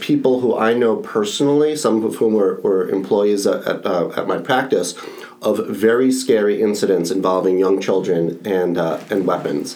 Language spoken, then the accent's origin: English; New York, United States; now in Florida, United States; I'm originally from New York